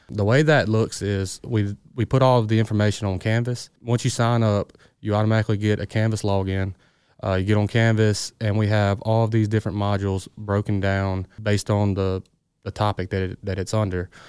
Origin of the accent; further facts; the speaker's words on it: Greenville, Mississippi, United States; I'm from the Delta, so I grew up in Greenville.